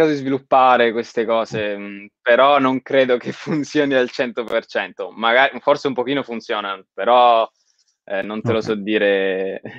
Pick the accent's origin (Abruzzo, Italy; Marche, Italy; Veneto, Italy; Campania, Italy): Abruzzo, Italy; Pescara; Allora, io sono originario di Pescara e la mia famiglia è di Pescara